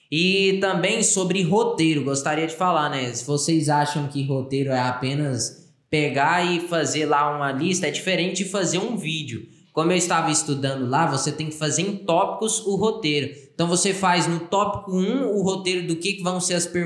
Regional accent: Goiás, Brazil; Nós somos goianos, né?

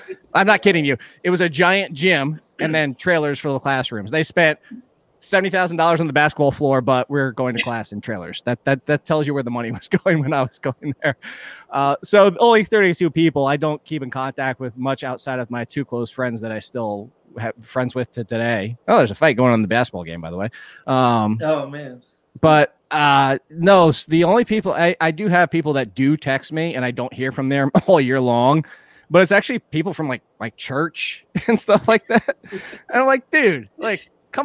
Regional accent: Virginia Beach, Virginia, United States; my hometown of Virginia Beach

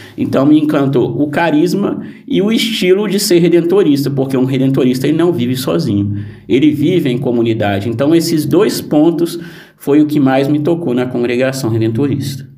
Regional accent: Guaçuí, Espírito Santo, Brazil; moved away; na minha cidade, na minha terra natal, em Guaçuí, no Espírito Santo

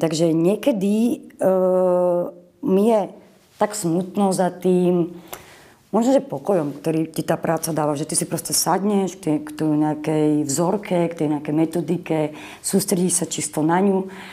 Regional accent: Boleráz, Trnava Region, Slovakia; also born or lived in Moravia; pochádzam z Boleraza, uh-huh. odkiaľ pochádzal môj otec

